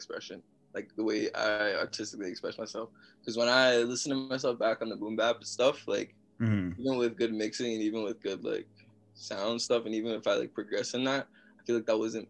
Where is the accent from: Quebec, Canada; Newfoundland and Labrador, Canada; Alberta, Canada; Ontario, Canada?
Ontario, Canada; Mississauga; also born or lived in Toronto; I'm from Toronto, or Mississauga, Ontario. That's in Canada